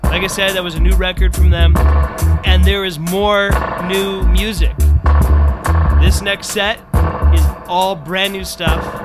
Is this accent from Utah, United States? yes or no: no; Southern California, United States; I grew up in Southern California